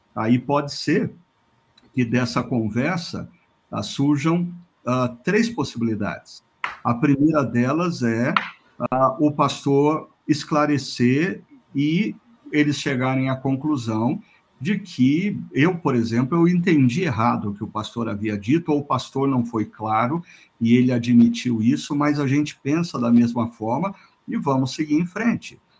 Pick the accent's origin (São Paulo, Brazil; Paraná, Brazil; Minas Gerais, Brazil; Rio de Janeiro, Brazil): Paraná, Brazil; Londrina; Londrina, minha terra natal